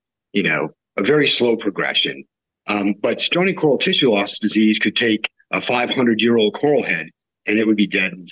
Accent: the West, United States; I grew up in the West

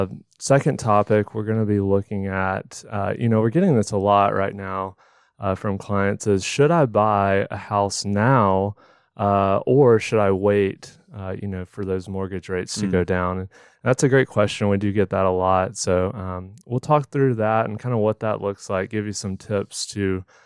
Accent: Orlando, Florida, United States; moved away as an adult; We come from Orlando. So a little bit warmer down there.

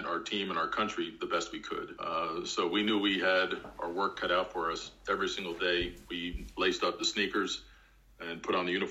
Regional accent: Long Island, New York, United States; I grew up in Long Island

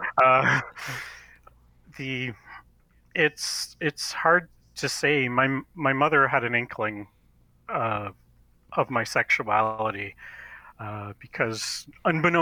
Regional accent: Canada; I am Canadian, born and raised

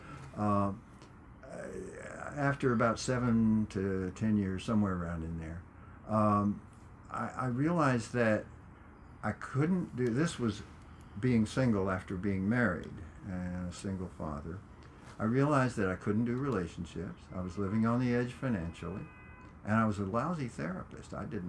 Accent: Corpus Christi, Texas, United States; Corpus Christi, Texas.

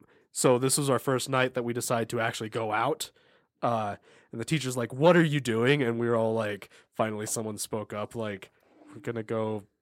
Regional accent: near Orange County, California, United States; I'm not from Orange County for people listening, but I'm from nearby Orange County.

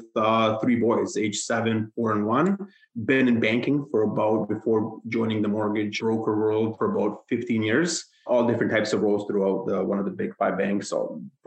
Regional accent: Hamilton, Ontario, Canada; I moved to Hamilton. I'm from Hamilton, Ontario, back in middle school around grade 6. Stayed there, didn't budge

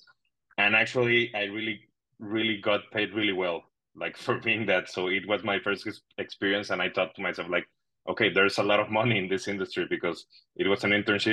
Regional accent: Monterrey, Nuevo León, Mexico; English is a second language; moved away as an adult; now in Madrid, Spain; Monterrey, my hometown.

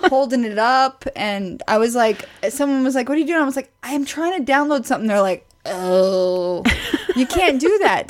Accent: Midwest, United States; I'm from the Midwest

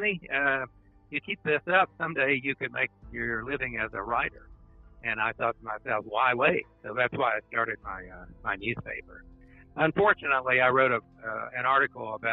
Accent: Coalwood, West Virginia, United States; when we grew up, Colwood was a very hardworking town

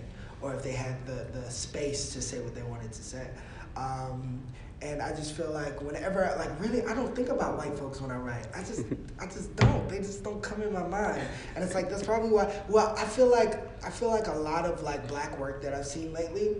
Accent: Hurst, Texas, United States; I grew up in Hearst, Texas

